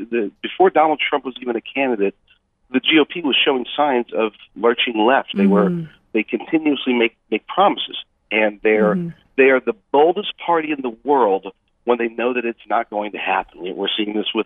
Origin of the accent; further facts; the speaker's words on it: United States; I'm an American.